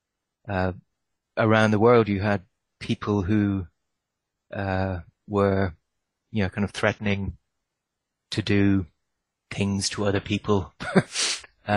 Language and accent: English; Ireland; When I grew up in Ireland